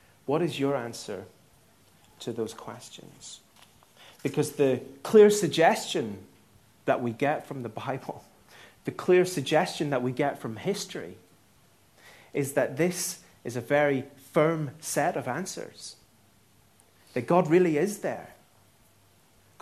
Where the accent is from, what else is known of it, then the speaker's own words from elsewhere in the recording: Northern Ireland, United Kingdom; I'm Northern Irish